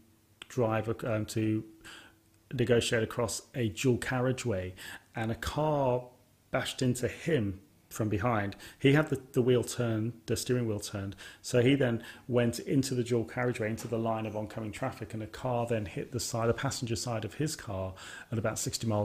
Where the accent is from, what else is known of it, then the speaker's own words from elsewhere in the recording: Birmingham, West Midlands, United Kingdom; my hometown, Birmingham.